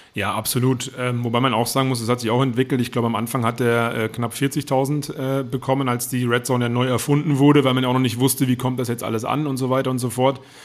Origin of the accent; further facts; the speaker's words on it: Germany; bei uns in Deutschland